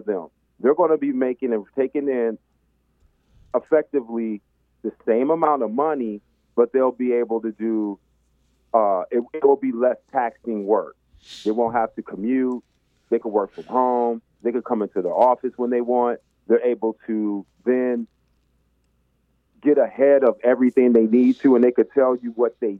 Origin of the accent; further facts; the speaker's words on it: Dallas, Texas, United States; I grew up in Dallas